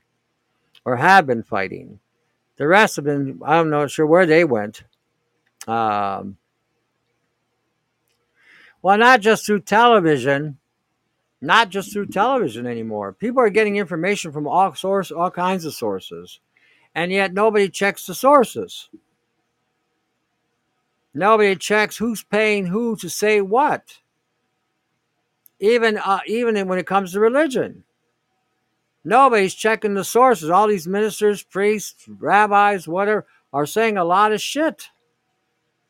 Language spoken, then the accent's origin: English; Canada; I'm saying this as a Canadian